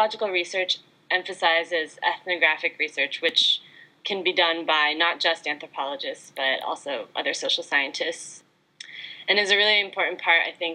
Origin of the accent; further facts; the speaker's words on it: United States; I'm Chinese American